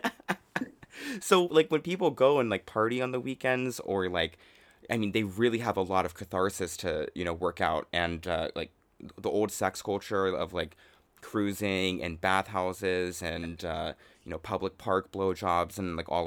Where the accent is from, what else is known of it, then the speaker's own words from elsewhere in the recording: United States; now in Japan; I love being the glamorous, like uh, too tall fish out of water and uh, experiencing the culture as like an American. And uh, I love speaking Japanese.